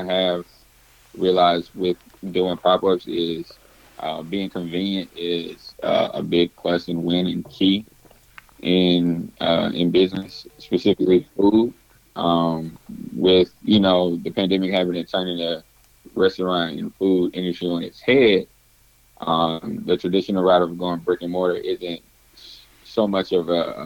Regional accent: Atlanta, Georgia, United States; born and raised in Atlanta, Georgia, owner and founder of Fuse Pies

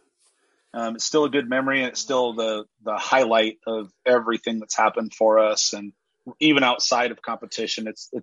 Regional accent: Kansas City, Missouri, United States; I'm from Kansas City

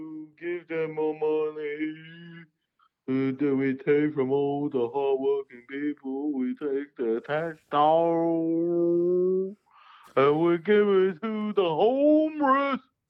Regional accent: China; Well, I do everything properly. I'm from China.

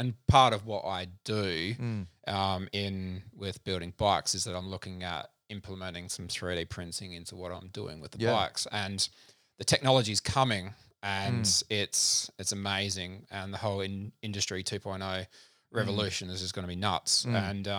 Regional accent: South Australia, Australia; also born or lived in Adelaide; So originally born in Adelaide, lived in country South Australia from 7 to 17.

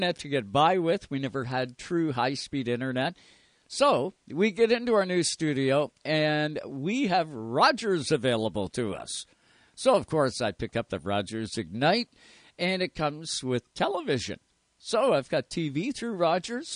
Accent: Canada; we are Canadian up here

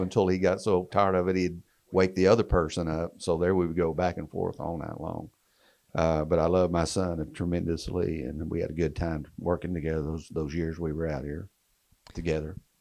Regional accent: Texas, United States; accent: twang; I'm from Texas, kind of the same area and region. We kind of talk the same twang

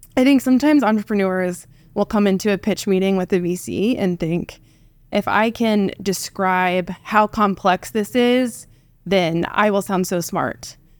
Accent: Tecumseh, Oklahoma, United States; I am uh, Oklahoman born and raised. I grew up in Tecumseh, which is a town of, I think, about 8,000 when I was there.

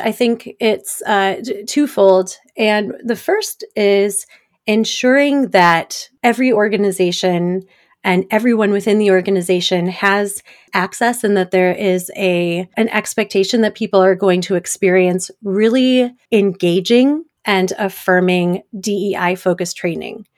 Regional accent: Detroit, Michigan, United States; now in Washington, D.C., United States; I grew up in the suburbs of Detroit

